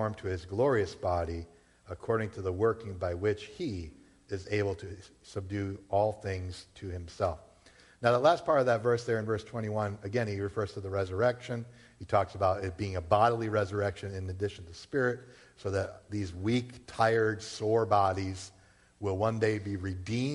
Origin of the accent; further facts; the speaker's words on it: Massachusetts, United States; also born or lived in Rhode Island; born and raised in Massachusetts, all right? Been here my whole life except for maybe 3 years when I was down at Bible College in Rhode Island.